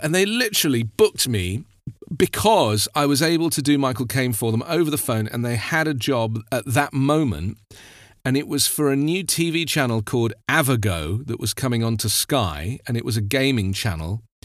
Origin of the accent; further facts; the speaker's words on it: London, United Kingdom; being in the London area, I, you know, I grew up in the West End and I was at school in the West End